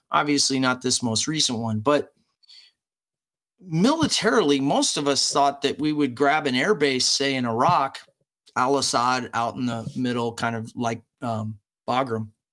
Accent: United States

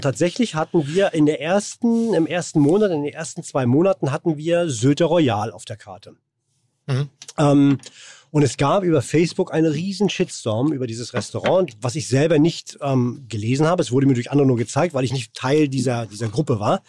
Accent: Rostock, Mecklenburg-Vorpommern, Germany; now in Hamburg, Germany; Aus Warnemünde. An der Ostsee.

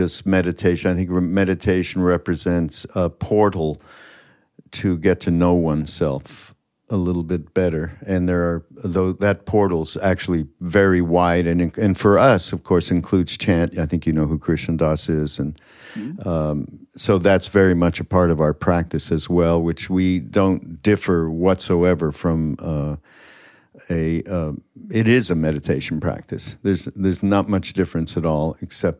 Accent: Montreal, Quebec, Canada; I'm from Montreal

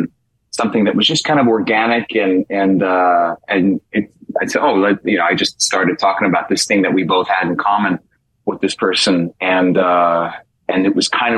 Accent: New York City, New York, United States; moved away as an adult; now in Los Angeles, United States; I'm from New York City originally.

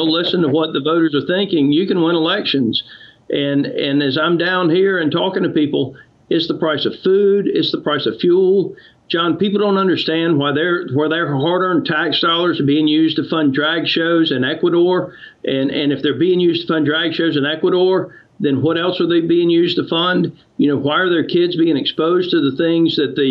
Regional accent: United States; as an American

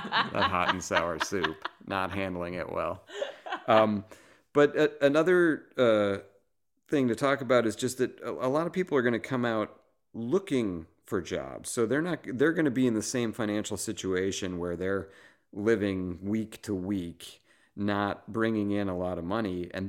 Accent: Boston, Massachusetts, United States; moved away as an adult; now in Los Angeles, United States; we thought we had it bad growing up in Boston.

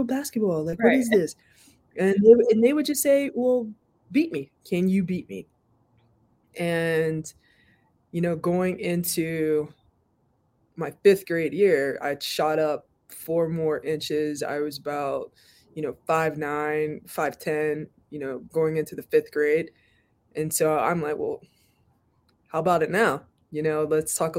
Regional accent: Pittsburgh, Pennsylvania, United States; moved away; I grew up in Pittsburgh

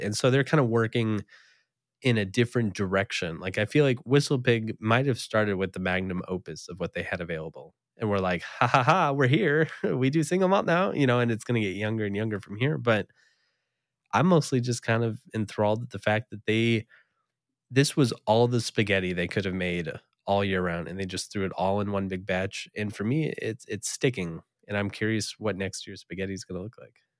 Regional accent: East Coast, United States; moved away; I did spend a number of years growing up on the East Coast

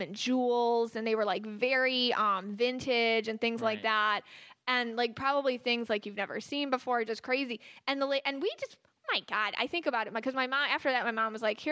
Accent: Buffalo, New York, United States; I'm from Buffalo. And we moved to a house in South Buffalo where a woman had just died.

